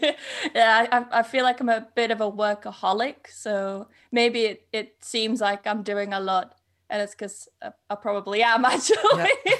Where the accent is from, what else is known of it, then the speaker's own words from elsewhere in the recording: Yorkshire and the Humber, United Kingdom; I was born in North Yorkshire, but I grew up in East Yorkshire.